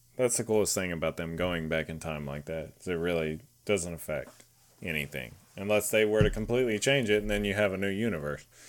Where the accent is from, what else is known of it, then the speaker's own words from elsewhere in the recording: Texas, United States; I'm Texan